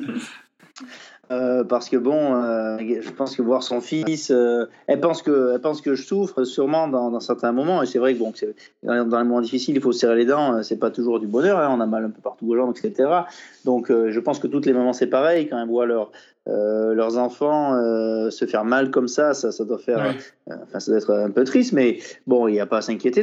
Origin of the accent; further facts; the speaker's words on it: France; je suis français